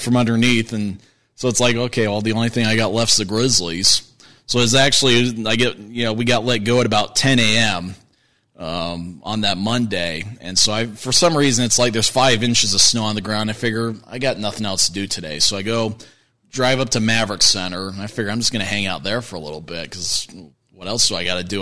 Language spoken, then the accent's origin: English; Kearns, Utah, United States; also born or lived in Pocatello, Idaho; I'm from the Kearns area